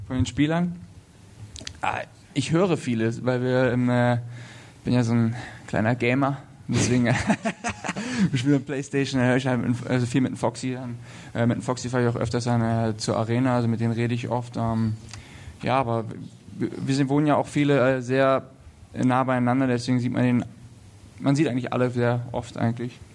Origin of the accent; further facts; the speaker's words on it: Lüneburg, Lower Saxony, Germany; also born or lived in Berlin; now in Nuremberg, Germany; in Lüneburg, wo ich herkomme